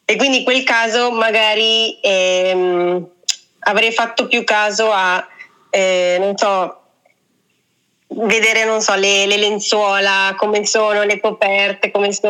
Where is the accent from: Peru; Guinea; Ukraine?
Peru; Cusco; born there; io la prima volta ho fatto interamente Cusco, ma perché era la mia città natale e quindi da lì poi mi sono spostata intorno.